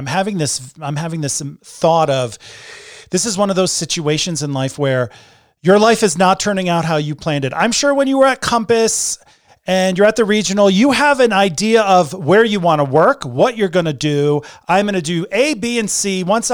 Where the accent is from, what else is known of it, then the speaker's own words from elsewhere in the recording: Connecticut, United States; I was born in Connecticut